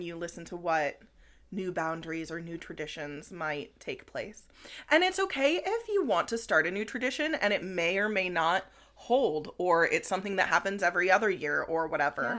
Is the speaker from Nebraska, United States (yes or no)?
yes; Cedar Creek, Nebraska, United States; Cedar Creek was my hometown also